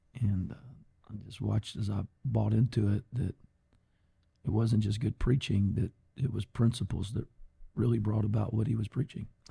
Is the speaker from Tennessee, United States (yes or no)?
no; Golden Triangle, Texas, United States; Born and raised in the Golden Triangle